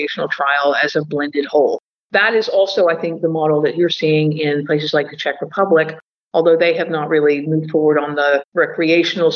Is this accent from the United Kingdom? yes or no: yes; England, United Kingdom; moved away; I grew up in England when they were just joining Europe